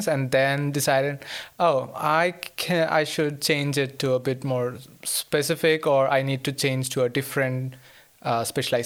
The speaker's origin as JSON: {"language": "English", "region": "Kerala", "country": "India", "tie": "born or raised there", "moved": "as an adult", "lives_now": "Linköping, Sweden", "said": "I'm from India, and to be more specific, I'm from the southernmost tip of the country. It's a place called Kerala."}